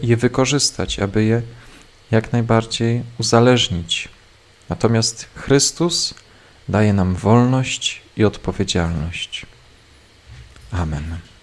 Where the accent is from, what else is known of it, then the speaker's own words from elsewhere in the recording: Cisownica, Silesian Voivodeship, Poland; z Cisownicy, z mojej rodzinnej miejscowości